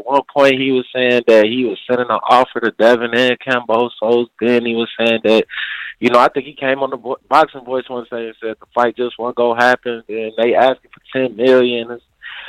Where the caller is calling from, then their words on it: Indiana, United States; Hey, I'm calling from Indiana.